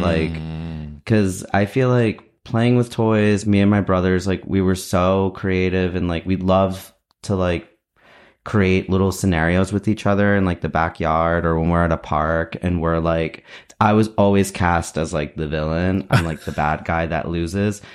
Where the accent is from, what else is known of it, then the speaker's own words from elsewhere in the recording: New Jersey, United States; I'm like in New Jersey. That's where I grew up in New Jersey